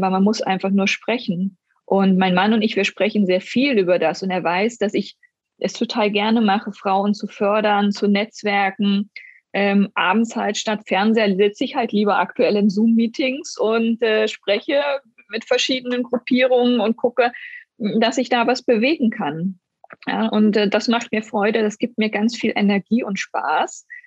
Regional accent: East Germany, Germany; Ich bin ja in Ostdeutschland groß geworden und bei uns war es selbstverständlich, dass eine Frau nach acht Wochen arbeiten geht.

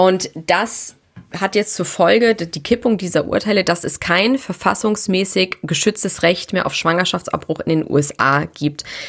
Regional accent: Germany; bei uns in Deutschland

